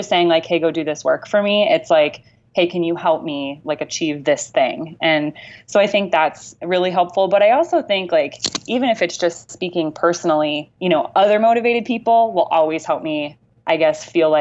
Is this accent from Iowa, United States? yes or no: yes; Amana Colonies, Iowa, United States; I grew up in the Amana Colonies.